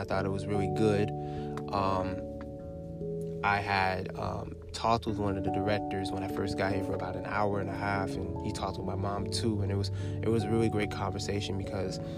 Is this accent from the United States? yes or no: yes; Antioch, California, United States; moved away as an adult; now in Louisiana, United States; I am from Antioch, California, as you guys may know, but I left the day of my graduation